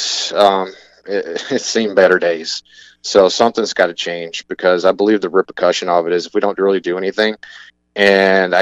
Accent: Northeast Alabama, United States; moved away as an adult; also born or lived in Upper Peninsula, Michigan; now in Michigan, United States; I'm from Northeast Alabama originally. I made it up here at Michigan Tech back in 2007

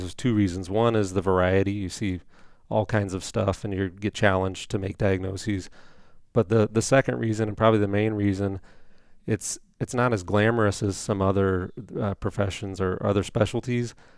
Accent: Indiana, United States; moved away as an adult; also born or lived in Saint Paul, Minnesota / New Richmond, Wisconsin; I'm from Indiana originally, so went back down there for med school and residency

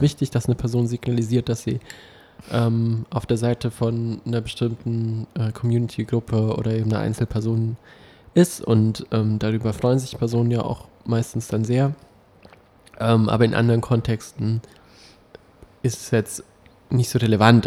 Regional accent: Berlin, Germany; für uns Berliner

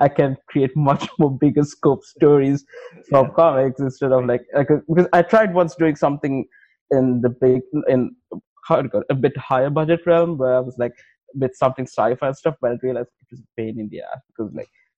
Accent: Sri Lanka; I'm from Sri Lanka

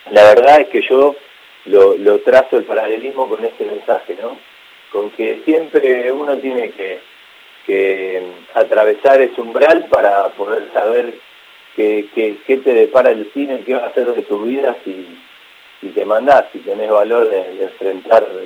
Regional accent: Ciudadela, Buenos Aires Province, Argentina; No, no, yo me crié, me crié en Ciudadela, que es un barrio este, de zona oeste, donde prácticamente eh, en la calle y en el campo, tenía un campo a la vuelta de mi casa

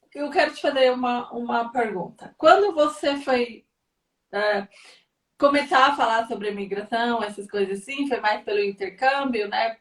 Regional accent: Brazil; moved away; como nós somos brasileiros

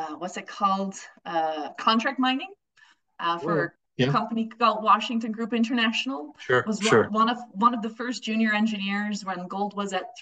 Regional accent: Netherlands; moved away as an adult; now in Denver, United States; I was born and raised in the Netherlands

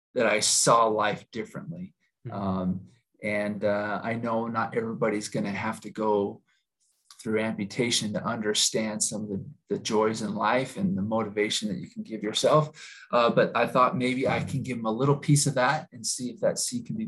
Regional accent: Utah, United States; I was born and raised in Utah

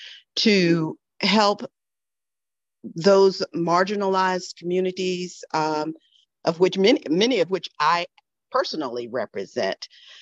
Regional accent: the South, United States; I am a Southerner, African-American female, raised in Jim Crow South.

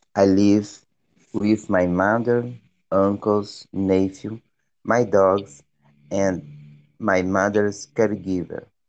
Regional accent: Minas Gerais, Brazil; English is a second language; I'm from Minas Gerais

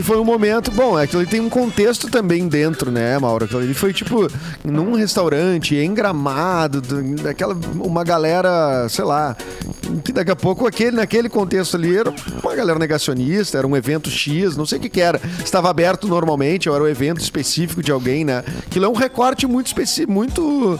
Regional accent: the South, Rio Grande do Sul, Brazil; nós somos do Sul, né? eu sou do Sul

